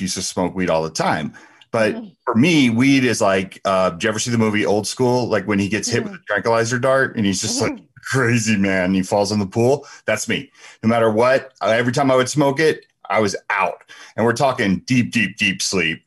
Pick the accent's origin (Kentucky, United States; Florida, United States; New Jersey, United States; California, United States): New Jersey, United States; moved away as an adult; also born or lived in Ohio; we were from back east, right? We're from Jersey.